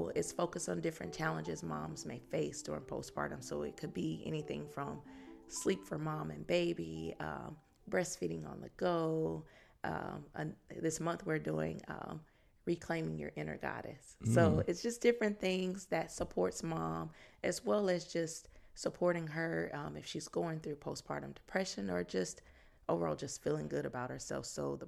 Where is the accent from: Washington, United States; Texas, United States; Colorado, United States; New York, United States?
Texas, United States; Fort Worth; now in Austin, United States; So I've been in Austin for a little over 4 years, but I'm originally from Fort Worth, Texas.